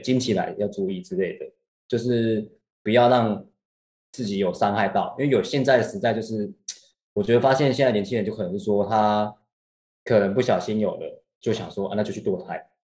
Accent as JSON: {"language": "Chinese", "country": "Taiwan", "said": "在我们台 湾那边，台湾这边"}